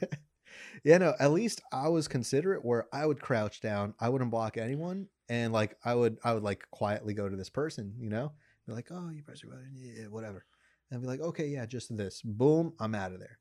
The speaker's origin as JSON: {"language": "English", "country": "Mexico", "first_language": "Spanish", "second_language": "English", "said": "I'm the whitewashed Mexican"}